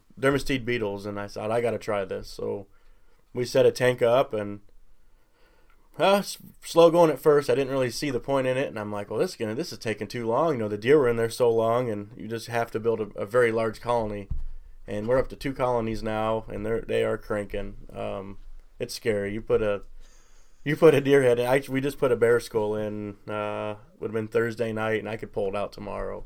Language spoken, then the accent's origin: English; Illinois, United States; we're from Illinois